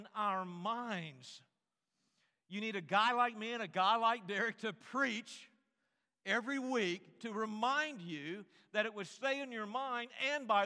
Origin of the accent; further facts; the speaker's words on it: North Carolina, United States; I grew up in North Carolina